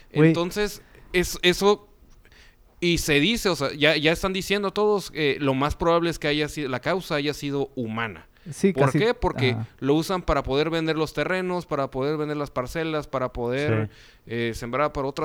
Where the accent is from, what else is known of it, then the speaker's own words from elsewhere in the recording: Mexico; como buenos mexicanos